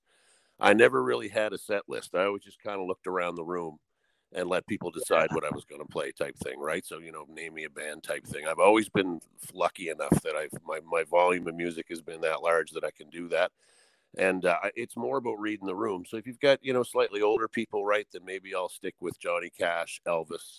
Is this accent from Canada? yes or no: yes; Atlantic Canada, Canada; I do a bunch of Maritimer stuff. I am an Atlantic Canadian